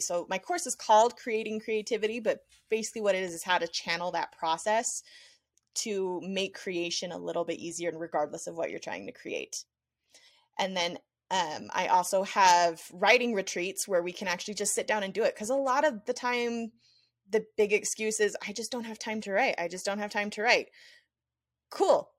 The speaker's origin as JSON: {"language": "English", "area": "outside of Las Vegas", "region": "Nevada", "country": "United States", "tie": "born or raised there", "moved": "yes", "lives_now": "Utah, United States", "said": "my hometown outside of Las Vegas"}